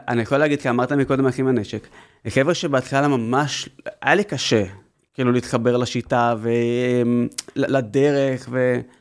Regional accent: Haifa, Haifa District, Israel; גדלתי בחיפה

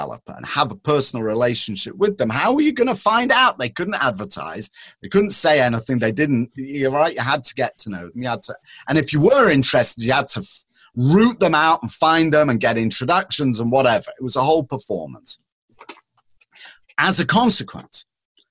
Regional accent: England, United Kingdom; moved away; when I was growing up in England

